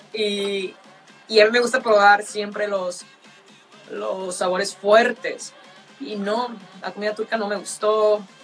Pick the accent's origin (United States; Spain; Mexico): Mexico; northern Mexico; Soy del norte